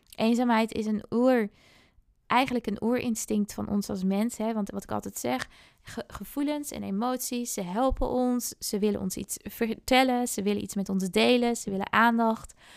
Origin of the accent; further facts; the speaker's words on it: Friesland, Netherlands; moved away as an adult; now in Amsterdam, Netherlands; Ik kom uit Friesland oorspronkelijk